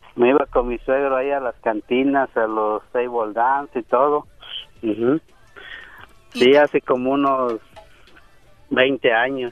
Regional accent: Veracruz, Mexico; moved away; cuando estuve allá en México, en Veracruz, yo soy de Veracruz

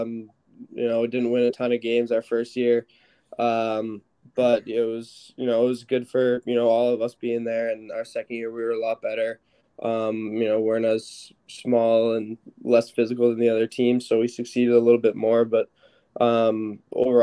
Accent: Boston, Massachusetts, United States; I grew up in Boston

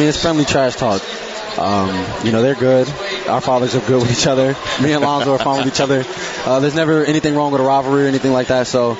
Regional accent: Houston, Texas, United States; I'm from Houston. I'm used to a big city

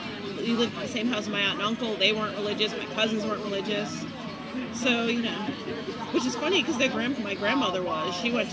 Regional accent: Boston, Massachusetts, United States; I grew up in Boston

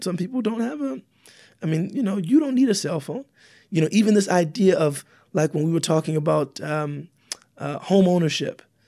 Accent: United States; I'm African American

